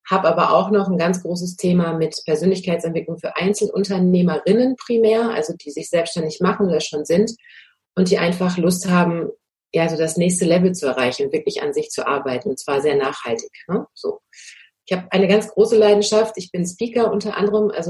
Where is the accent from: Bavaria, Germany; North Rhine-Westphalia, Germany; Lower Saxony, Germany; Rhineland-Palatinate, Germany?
North Rhine-Westphalia, Germany; Münster; born there; now in Bad Dürkheim, Germany; Ich komme eigentlich gebürtig aus Münster in Westfalen, lebe aber jetzt schon seit fünf Jahren an der Weinstraße in Bad Dürkheim